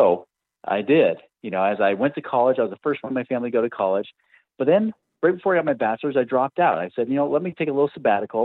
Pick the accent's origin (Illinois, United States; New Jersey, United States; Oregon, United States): Oregon, United States; I grew up out in Oregon